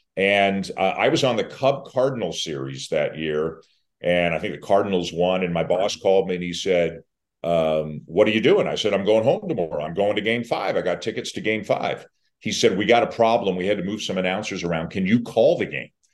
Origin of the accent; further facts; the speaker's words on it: Canada; I'm Canadian